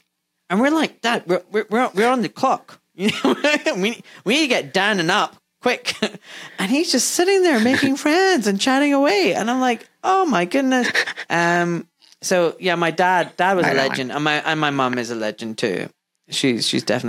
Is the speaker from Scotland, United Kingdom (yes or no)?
yes; Glasgow, Scotland, United Kingdom; I grew up in Glasgow in a Pakistani community